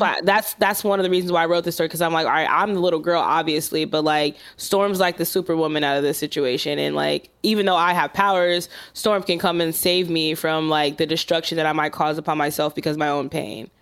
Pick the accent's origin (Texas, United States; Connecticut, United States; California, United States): California, United States; Los Angeles; I'm from South Central L